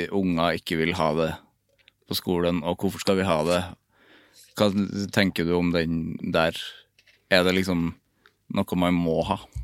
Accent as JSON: {"language": "Norwegian", "town": "Overhalla", "region": "Trøndelag", "country": "Norway", "said": "Jeg kommer fra Overhalla"}